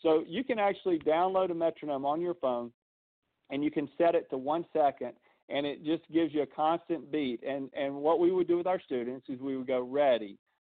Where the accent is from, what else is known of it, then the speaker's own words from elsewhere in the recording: the South, United States; I'm from the South. I talk slow